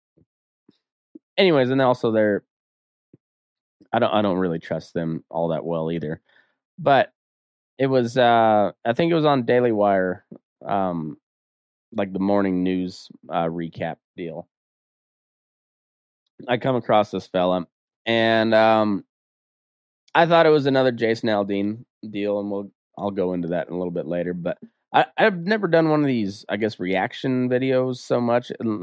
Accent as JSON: {"language": "English", "region": "Colorado", "country": "United States", "moved": "yes", "lives_now": "Reno, United States", "said": "being from Colorado"}